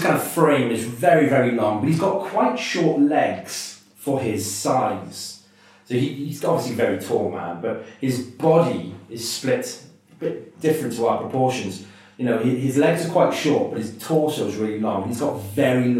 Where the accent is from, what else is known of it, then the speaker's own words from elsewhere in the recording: Welsh, Wales, United Kingdom; obviously I'm Welsh